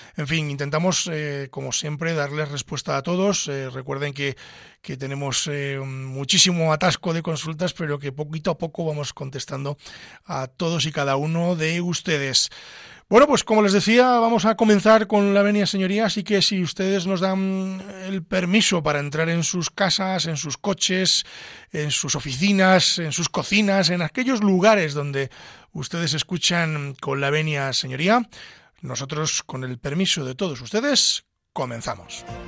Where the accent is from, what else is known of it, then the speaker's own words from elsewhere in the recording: Pedro Bernardo, Castile and León, Spain; soy abulense de Pedro Bernardo, eh, estoy en mi entorno natural